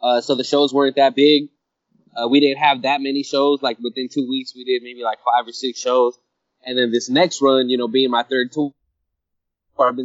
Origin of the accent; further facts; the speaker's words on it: West Coast, United States; Growing up in the West Coast